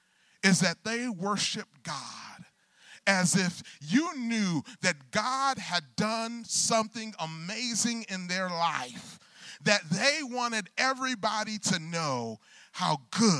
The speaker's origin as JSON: {"language": "English", "region": "Michigan", "country": "United States", "tie": "born or raised there", "said": "I grew up in the Michigan area"}